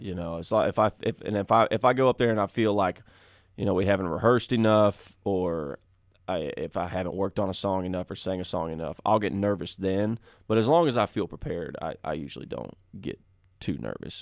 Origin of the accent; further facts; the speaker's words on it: Mansfield, Texas, United States; I grew up just south of Fort Worth, Texas, kind of the Mansfield area